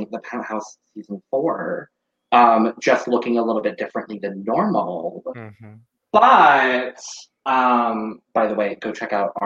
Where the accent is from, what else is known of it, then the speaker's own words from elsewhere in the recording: Arizona, United States; as an Arizonan